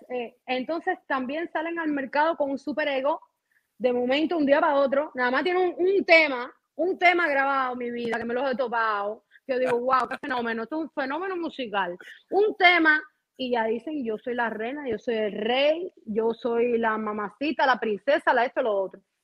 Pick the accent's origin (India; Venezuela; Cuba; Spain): Cuba; Las Tunas; moved away as an adult; also born or lived in Mexico; now in Miami, United States; yo no estoy en Cuba, soy cubana, pero no vivo en Cuba